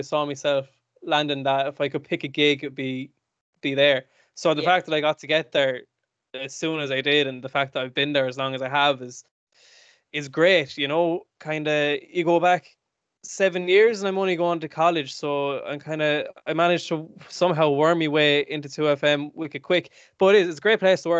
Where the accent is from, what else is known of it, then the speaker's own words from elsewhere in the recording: Carrick-on-Suir, Munster, Ireland; moved away as an adult; also born or lived in Galway; I'm from Carrick and Shore, County Tipperary.